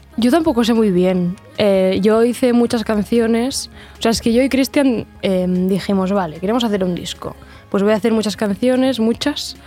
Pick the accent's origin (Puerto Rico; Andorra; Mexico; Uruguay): Andorra; Sant Julià de Lòria; moved away as an adult; now in Barcelona, Spain; Yo, soy de, de San Julián de Loria, o sea, sí que soy de Andorra